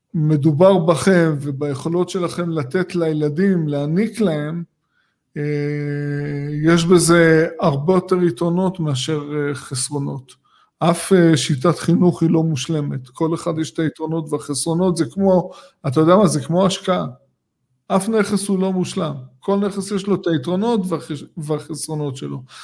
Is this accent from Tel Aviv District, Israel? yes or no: yes; Tel Aviv area, Tel Aviv District, Israel; אני גדלתי פה